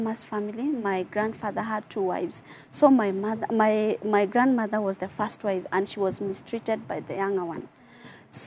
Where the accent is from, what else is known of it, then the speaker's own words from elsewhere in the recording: Nyahururu, Laikipia County, Kenya; I grew up in Nyahururu. That's where I come from